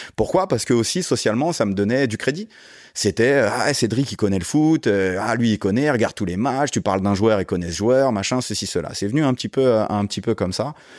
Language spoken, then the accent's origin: French; Guyancourt, Île-de-France, France; j'ai grandi dans les Yvelines, d'où la relation avec euh, coach euh, Joe dont on parlait tout à l'heure, une ville qui s'appelle Guyancourt